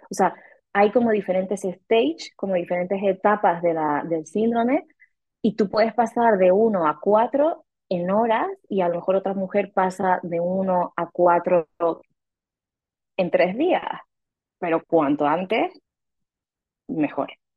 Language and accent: Spanish; Canary Islands, Spain; moved away as an adult; also born or lived in Mexico City, Mexico; now in Rome, Italy; Soy canaria española Em, pero viví siete años en México, en Ciudad de México, y ahora estoy viviendo desde hace un año y medio en Italia, en Roma